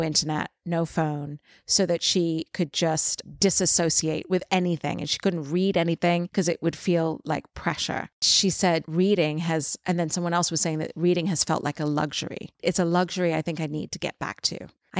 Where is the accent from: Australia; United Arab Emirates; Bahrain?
United Arab Emirates; Dubai; because I grew up in Dubai and I felt like I didn't really belong in any group. I went to an English school, but I wasn't British.